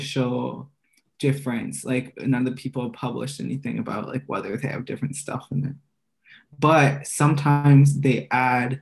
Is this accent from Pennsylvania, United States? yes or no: no; Chicago, Illinois, United States; We're both from Chicago